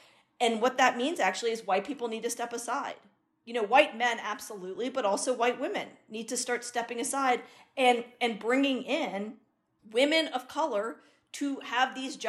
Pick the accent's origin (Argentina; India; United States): India; I'm an Indian woman, I'm a brown woman